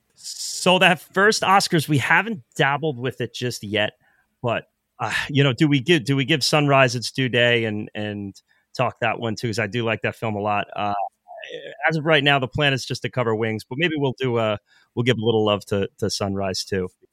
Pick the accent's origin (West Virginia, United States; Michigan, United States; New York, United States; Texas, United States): New York, United States; Born and raised in New York